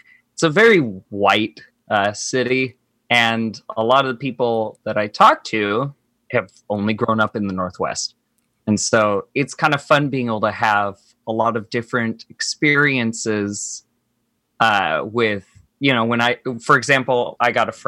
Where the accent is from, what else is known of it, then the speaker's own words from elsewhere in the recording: Cebu City, Central Visayas, Philippines; moved away; I am from Cebu, Philippines. So if you took a bullseye map of the Philippines and drew one right smack dab in the middle, that's where Cebu was.